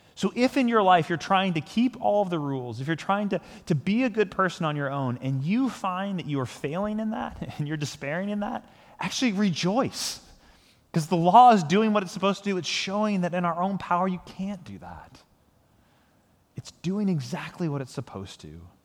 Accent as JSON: {"language": "English", "country": "United States", "said": "I'm a Christian who is also an American"}